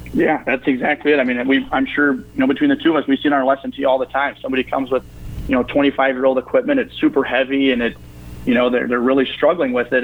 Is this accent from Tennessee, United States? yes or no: no; Pillager, Minnesota, United States; I grew up in Pillager, uh, you know, played golf there